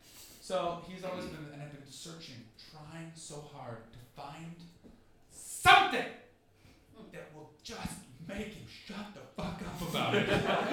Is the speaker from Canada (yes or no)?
yes; Canada; Like, as a Canadian, I've been following the Rob Ford story like it's my baby.